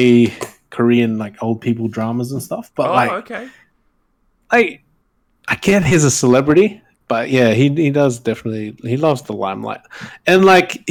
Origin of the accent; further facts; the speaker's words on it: Brisbane, Queensland, Australia; Brisbane, my hometown